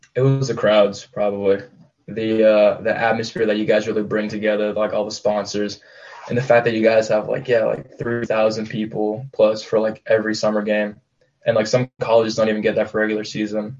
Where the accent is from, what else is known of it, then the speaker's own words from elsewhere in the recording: Gig Harbor, Washington, United States; I'm from Gig Harbor and that's south of Bremerton. And, um, I grew up playing for this like local club in my town